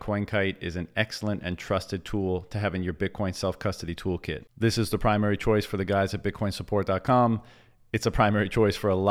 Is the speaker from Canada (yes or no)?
yes; Canada; I'm from Canada